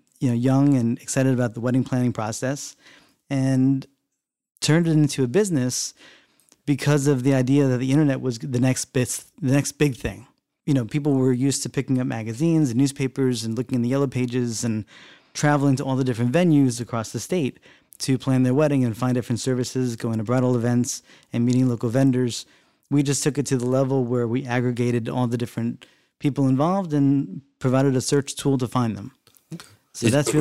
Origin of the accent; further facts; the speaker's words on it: South Orange, New Jersey, United States; also born or lived in Maplewood, New Jersey; where I grew up in South Orange and Maplewood and, you know, Union, Essex County.